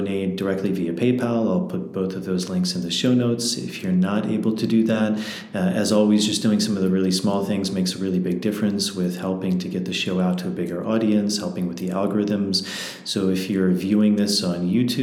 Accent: Washington, District of Columbia, United States; also born or lived in Peruvian Amazon / Peruvian Andes; now in Peru; I grew up in Washington, D.C.

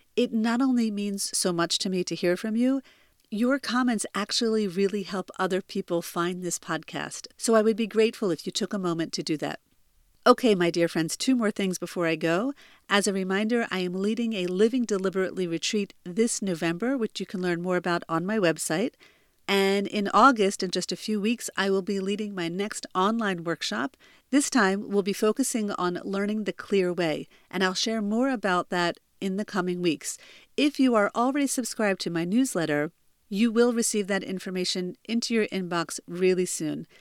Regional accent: New Jersey, United States; moved away as an adult; now in Israel; I'm originally from New Jersey, but I've been living in Israel for almost fifteen years

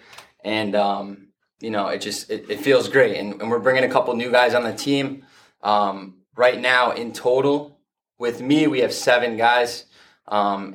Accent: Fairfield, Connecticut, United States; I grew up in Fairfield, Connecticut.

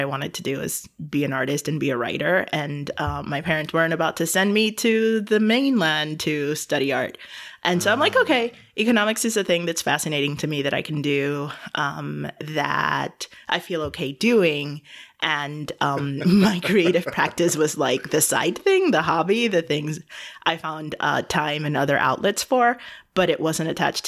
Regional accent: Evanston, Illinois, United States; born there; now in Chicago, United States; So I was born in Evanston, Illinois, which is a very random place for me to have been born because I now live in Chicago

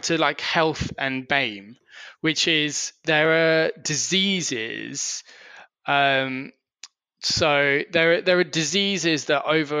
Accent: Surrey, South East England, United Kingdom; I grew up in Surrey

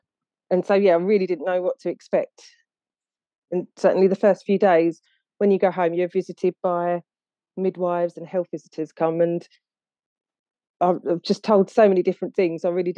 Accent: Essex, East of England, United Kingdom; accent: Essex; Well, I'm from Essex, so it's a slightly different accent.

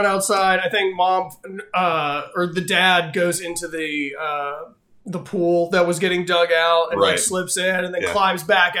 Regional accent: Texas, United States; I grew up in Texas.

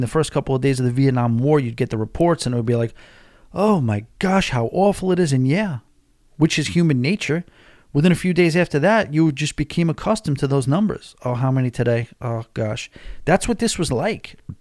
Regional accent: New York, United States; now in Florida, United States; I'm from New York

